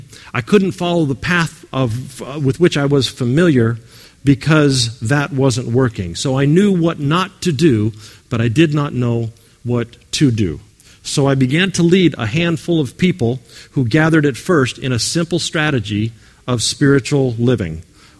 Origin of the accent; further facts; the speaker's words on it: California, United States; I came from California to start a spiritual community about 12 years ago